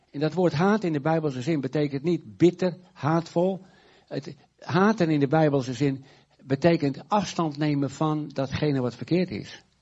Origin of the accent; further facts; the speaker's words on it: Urk, Flevoland, Netherlands; En eh, alles was zwart op Urk. En als ik. Eh, mijn herinneringen in mijn jeugd aan Urk zijn niet zo leuk.